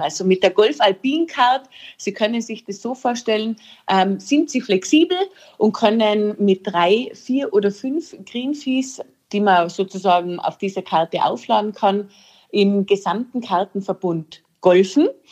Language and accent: German; Austria; bei uns in Österreich